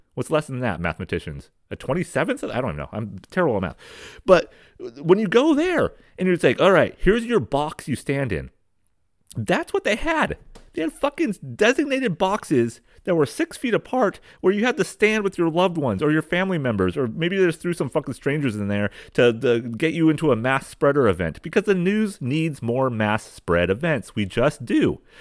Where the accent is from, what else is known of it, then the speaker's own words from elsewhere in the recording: West Coast, United States; I grew up on the West Coast